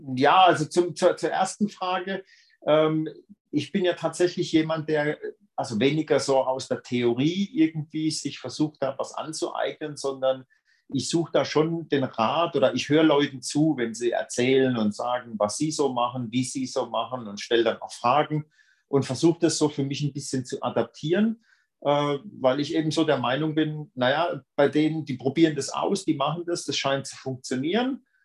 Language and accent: German; Brühl, Germany; moved away; das war in meinem Heimatort. Also aus dem Ort in Brühl ist das, wo ich eigentlich herkomme